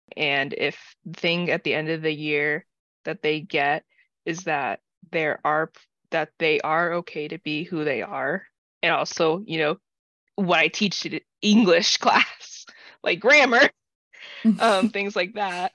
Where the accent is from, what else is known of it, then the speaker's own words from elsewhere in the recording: United States; I grew up neurodivergent in the American public school system